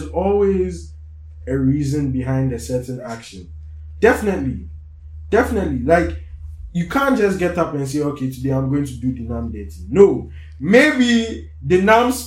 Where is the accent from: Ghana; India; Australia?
Ghana; Accra, Greater Accra